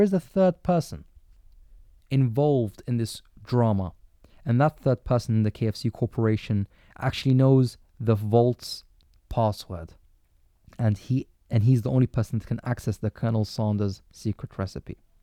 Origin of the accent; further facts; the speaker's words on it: London, United Kingdom; as a Londoner